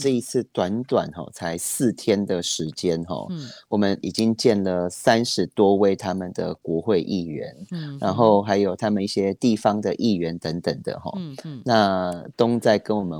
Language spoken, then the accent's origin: Chinese; Taiwan; 因为咱都是台湾人。